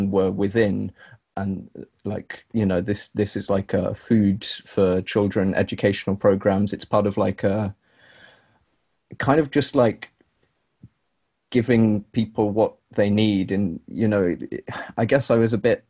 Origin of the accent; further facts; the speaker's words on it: London, United Kingdom; coming from like London and growing up in London. I've grown up in like post or during neoliberal London